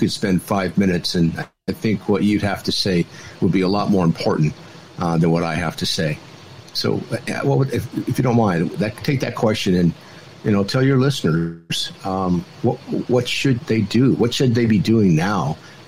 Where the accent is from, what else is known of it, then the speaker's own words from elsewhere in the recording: California, United States; I'm from California